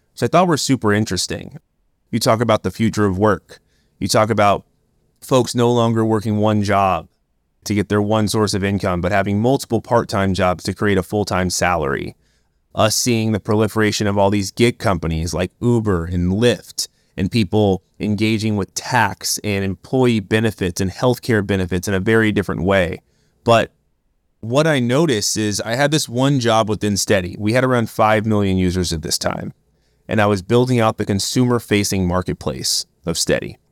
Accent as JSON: {"language": "English", "town": "Oakland", "region": "California", "country": "United States", "tie": "born or raised there", "said": "I grew up in Oakland, California"}